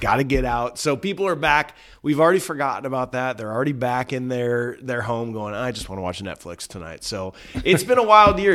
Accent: Cedar Rapids, Iowa, United States; This is my hometown

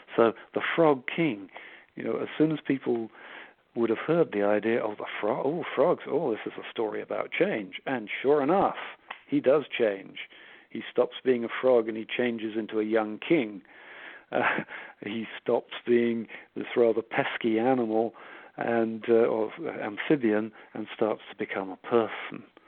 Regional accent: Switzerland; my mother was Swiss. I grew up in Switzerland

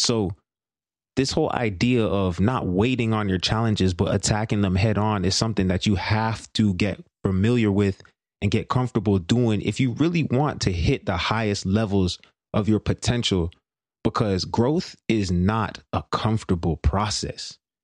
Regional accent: Brampton, Ontario, Canada; I grew up in, in my hometown, Brampton

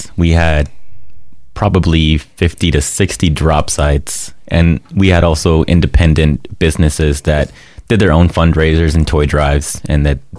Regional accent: Muscoy, California, United States; first language Spanish; English is a second language; also born or lived in Mexico; So I grew up in Southern California in a small town or city. It's called Muscoy. It's in San Bernardino. I spent a few years there. Originally spent probably, well, I was born there, moved to Mexico from around 2 years old. I came back when I was five.

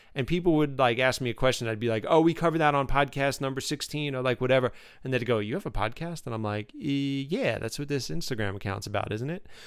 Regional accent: New York City, New York, United States; moved away as an adult; now in Ashland, United States; I'm from New York City

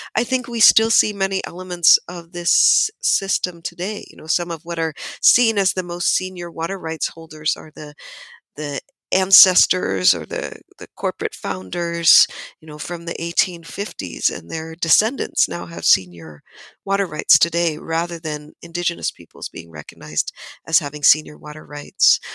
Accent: Amador County, Northern California foothills, United States; I was born and raised in Miwok Country in Amador County in the Northern California foothills.

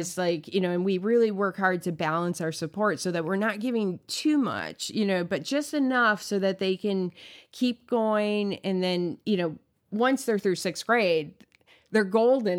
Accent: United States; I as an American

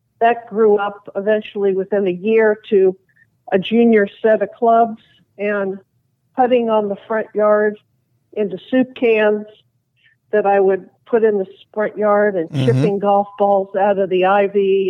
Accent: Los Angeles, California, United States; being a tomboy on the street that I grew up in the West LA area

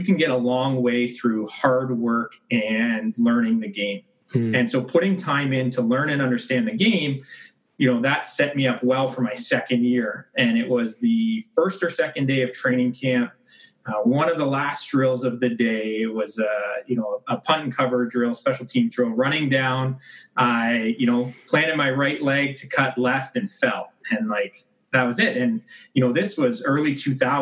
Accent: Mississauga, Ontario, Canada; also born or lived in Kingston / Ottawa / Calgary; now in Oakville, Canada; Mississauga born and raised

